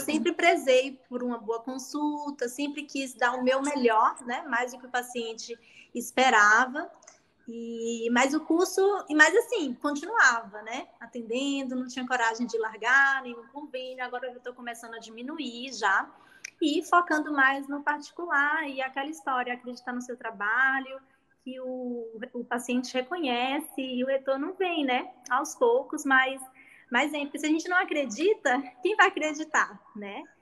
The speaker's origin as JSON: {"language": "Portuguese", "region": "Bahia", "country": "Brazil", "tie": "born or raised there", "also_born_or_lived": "Catanduva", "moved": "as an adult", "lives_now": "Ribeirão Preto, Brazil", "said": "eu sou natural da Bahia e vim estudar aqui"}